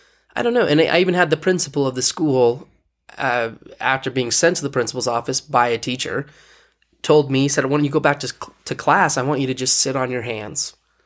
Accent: Heber City, Utah, United States; also born or lived in Bountiful / Texas / Kansas; So I was born in Bountiful, Utah. And then my family, we moved to Texas and Kansas. But really home for me is Heber City, Utah.

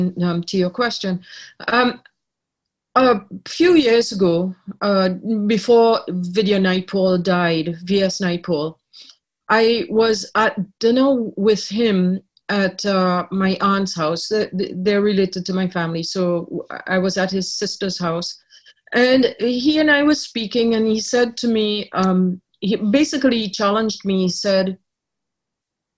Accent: Trinidad & Tobago; also born or lived in Ireland; now in Canada; I was born in Ireland. I grew up in Trinidad, but when I took out Canadian citizenship, I lost my Trinidadian citizenship.

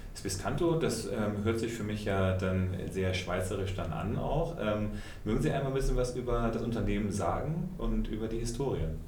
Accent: Germany; wir weiter als Deutsche

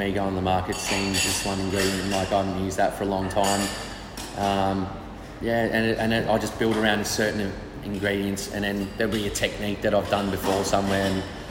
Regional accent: Geelong, Victoria, Australia; also born or lived in Melbourne; I'm from Geelong, I moved to Melbourne.

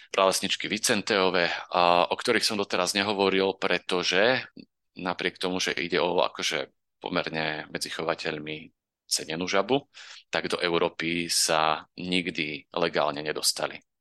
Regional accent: Orava, Žilina Region, Slovakia; u nás na Orave

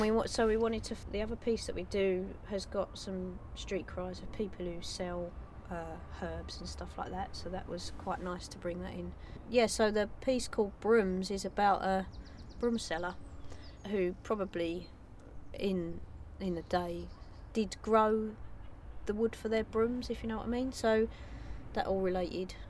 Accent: London, United Kingdom; we're English and we're from London, and our families go back five generations in London

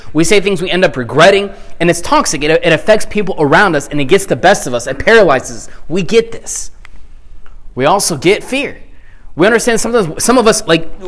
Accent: the South, United States; growing up in the South

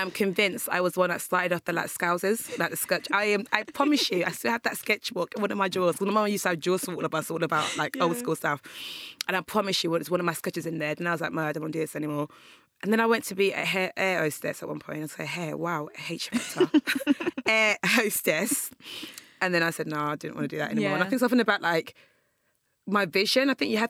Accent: Nigeria; moved away; also born or lived in England; So I was born there, and then I was second to Nigeria when I was about like one.

